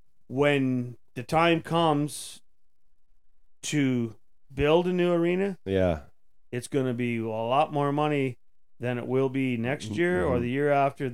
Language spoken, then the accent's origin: English; Tweed, Ontario, Canada; I'm from Tweed.